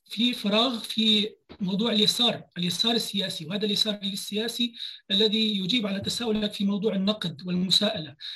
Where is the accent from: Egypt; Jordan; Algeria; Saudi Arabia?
Jordan; مستقبلنا مستقبل نحن كاردنيين